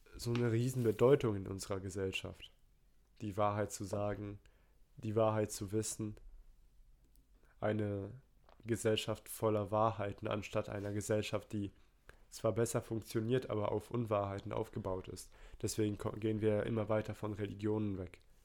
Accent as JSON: {"language": "German", "country": "Poland", "said": "Ich bin Pole"}